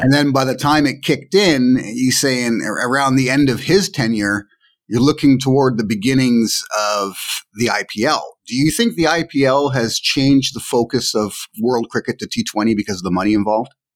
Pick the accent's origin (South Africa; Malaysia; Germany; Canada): Canada; I have Jamaican heritage, but I grew up in Canada